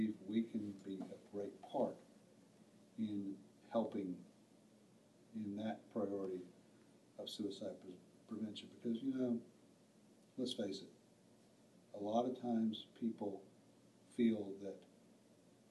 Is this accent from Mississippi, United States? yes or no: yes; Mississippi, United States; I'm from Mississippi, and I'm a rural veteran